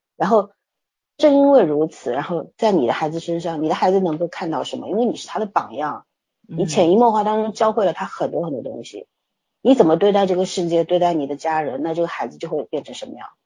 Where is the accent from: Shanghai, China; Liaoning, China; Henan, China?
Shanghai, China; also born or lived in Beijing; 我那时候刚从北京回上海